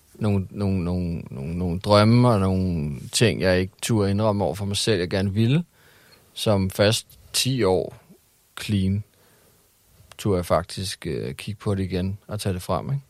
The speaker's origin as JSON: {"language": "Danish", "town": "Hellerup", "region": "Capital Region of Denmark", "country": "Denmark", "tie": "born or raised there", "also_born_or_lived": "Christianshavn, Copenhagen", "said": "Jeg voksede op i øh, mest øh, Hellerup og Christianshavn. Men mest Hellerup"}